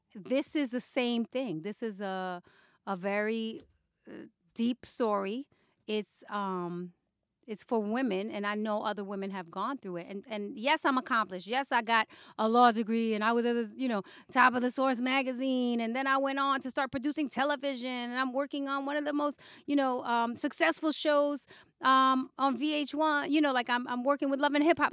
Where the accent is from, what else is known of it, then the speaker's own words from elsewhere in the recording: New York City, New York, United States; moved away; I grew up in the Bronx